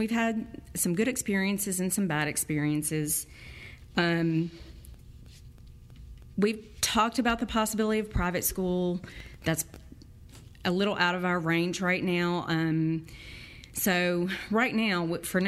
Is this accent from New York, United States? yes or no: no; Nashville, Tennessee, United States; I grew up in Nashville, have lived here all my life